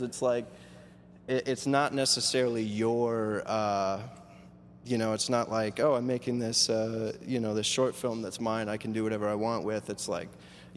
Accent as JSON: {"language": "English", "region": "Midwest", "country": "United States", "lives_now": "Chicago, United States", "said": "I stay in Chicago because I'm a Midwest dude. You know, I'm from the Midwest"}